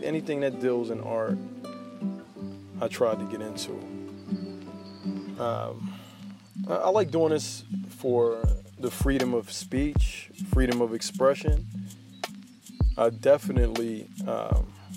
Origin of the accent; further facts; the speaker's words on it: Philadelphia, Pennsylvania, United States; I'm from North Philly. I rep Philly all day long